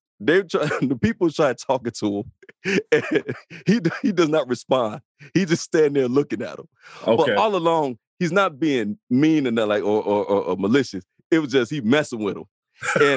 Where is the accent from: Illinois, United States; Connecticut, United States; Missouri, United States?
Illinois, United States; Chicago; I grew up in the South Side of Chicago in Inglewood neighborhood